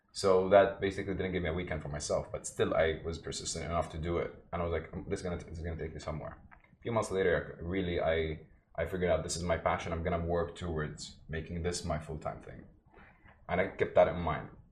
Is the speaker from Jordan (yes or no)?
yes; Jordan; also born or lived in Palestine (ancestry); now in Dubai, United Arab Emirates; I lived in Jordan most of my life, but I'm originally from Palestine, both parents